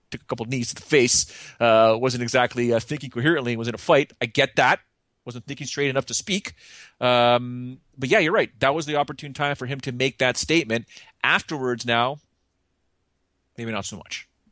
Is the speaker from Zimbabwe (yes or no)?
no; Canada; sorry for being Canadian